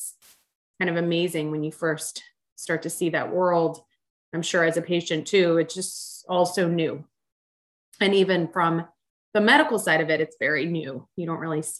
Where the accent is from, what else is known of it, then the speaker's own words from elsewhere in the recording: Charlotte, North Carolina, United States; moved away; I'm actually from Charlotte, North Carolina